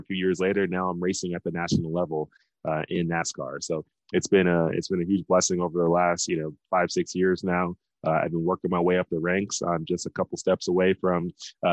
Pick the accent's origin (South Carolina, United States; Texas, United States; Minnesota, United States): Texas, United States; Dallas; we're from Dallas, Texas